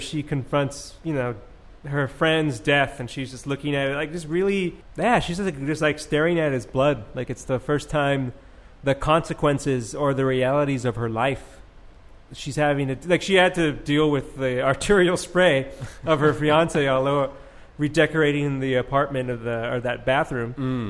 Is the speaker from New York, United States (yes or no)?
no; California, United States; As a Californian